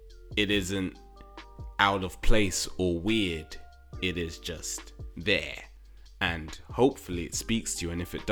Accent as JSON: {"language": "English", "country": "United States", "said": "I'm an American."}